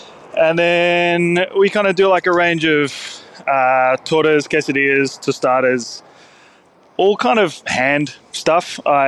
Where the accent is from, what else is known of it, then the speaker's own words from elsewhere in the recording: Sydney, New South Wales, Australia; I grew up in Sydney's Northern Beaches, so like not a culinary hotspot by any means of the imagination